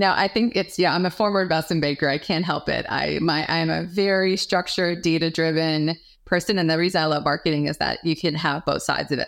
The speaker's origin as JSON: {"language": "English", "region": "New York", "country": "United States", "moved": "yes", "said": "I'm from New York, originally"}